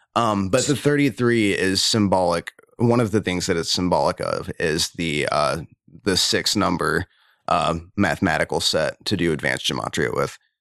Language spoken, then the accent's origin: English; United States; I'm proud American